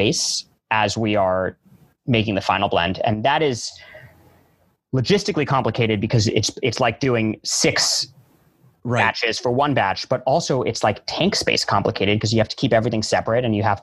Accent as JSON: {"language": "English", "region": "New York", "country": "United States", "tie": "born or raised there", "said": "I grew up in New York. I'm a New Yorker at heart. And I feel lucky that I still get to live here"}